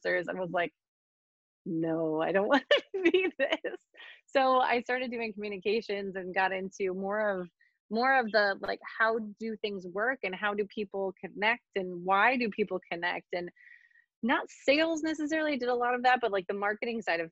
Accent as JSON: {"language": "English", "region": "Western New York", "country": "United States", "tie": "born or raised there", "moved": "as an adult", "said": "I grew up in a very rural community in Western New York"}